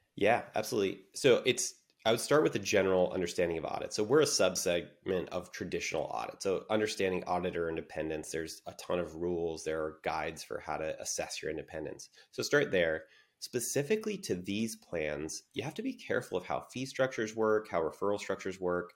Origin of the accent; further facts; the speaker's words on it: San Diego, California, United States; I'm born and raised in San Diego